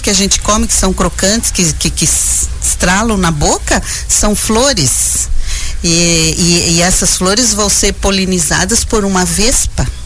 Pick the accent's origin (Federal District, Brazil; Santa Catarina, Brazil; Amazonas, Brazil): Santa Catarina, Brazil; Porto União; de Porto União.